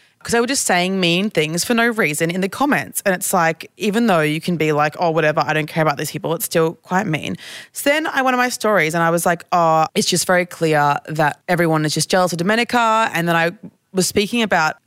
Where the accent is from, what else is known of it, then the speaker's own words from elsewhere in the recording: Queensland, Australia; this is just how I speak because I'm from Queensland